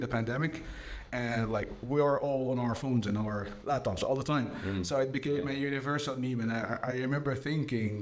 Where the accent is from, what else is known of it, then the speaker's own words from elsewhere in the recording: Port Said Governorate, Egypt; English is a second language; moved away as an adult; now in Ireland; that was my hometown